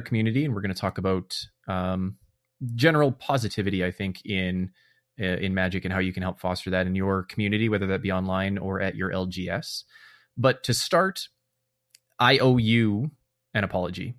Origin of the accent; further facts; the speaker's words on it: Canada; in my nature here as a Canadian